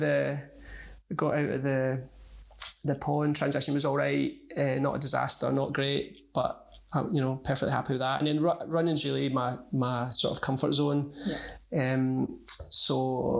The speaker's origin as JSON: {"language": "English", "town": "Motherwell", "region": "Scotland", "country": "United Kingdom", "tie": "born or raised there", "moved": "as an adult", "lives_now": "Glasgow, United Kingdom", "said": "I grew up in Motherwell, but I've lived in Glasgow for about the last 4 years"}